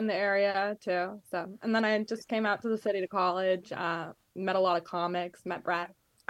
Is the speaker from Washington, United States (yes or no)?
no; Capital Region, New York, United States; moved away as an adult; now in New York City, United States; Yeah, I grew up in the Capital Region.